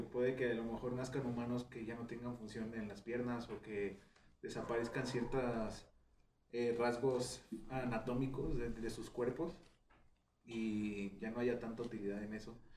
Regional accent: Mexico; a nosotros como mexicanos

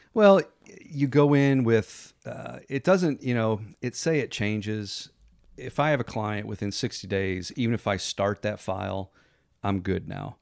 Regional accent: Connecticut, United States; moved away as an adult; now in Pensacola, United States; I grew up in Connecticut, came down here to go to college

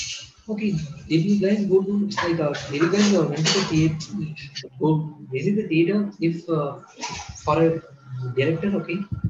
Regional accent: Kerala, India; born there; Yeah, and one thing is I said I was born in Kerala, right? My first 2 years were in Kerala

